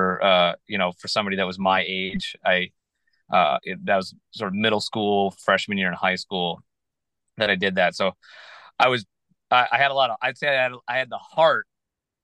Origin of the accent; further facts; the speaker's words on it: Virginia, United States; moved away; also born or lived in Michigan; I was born in Michigan and I went to school there my freshman year, but I really grew up in Virginia. So I kind of feel more like a Virginia boy.